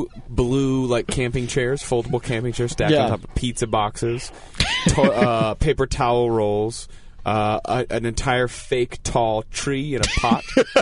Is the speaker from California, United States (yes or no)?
yes; California, United States; I'm from California. I grew up in California.